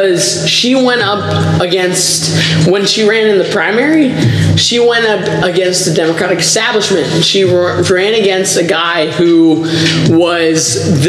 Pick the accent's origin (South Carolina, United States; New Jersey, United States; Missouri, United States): South Carolina, United States; Greenville; I'm from Greenville, South Carolina